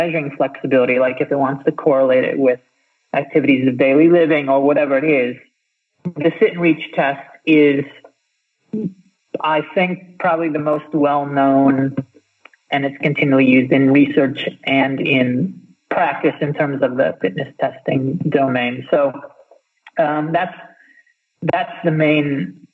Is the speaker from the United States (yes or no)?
yes; United States; I'm American, so I went through all those school-based fitness tests.